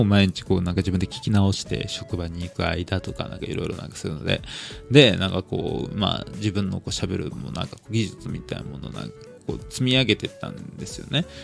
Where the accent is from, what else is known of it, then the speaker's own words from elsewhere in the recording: Tokyo, Japan; also born or lived in Meguro, Tokyo; 東京都生まれの、まああの、一応まあ目黒で生まれたって言ってね、まあ生まれただけなんですけど、目黒病院で。で、まあその後にでもなんだか世田谷で住んでて